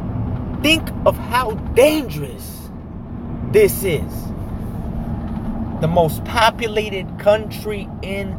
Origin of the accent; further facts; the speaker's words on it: United States; as an American citizen